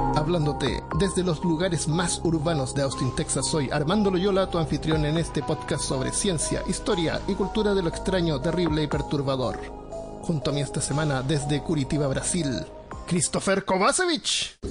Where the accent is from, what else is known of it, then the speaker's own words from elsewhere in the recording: Chile; como somos chilenos